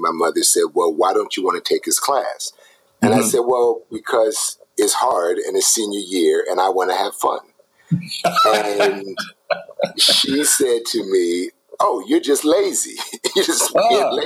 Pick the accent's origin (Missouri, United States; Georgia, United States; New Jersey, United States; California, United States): New Jersey, United States; moved away as an adult; also born or lived in New York; now in Los Angeles, United States; I'm originally from New Jersey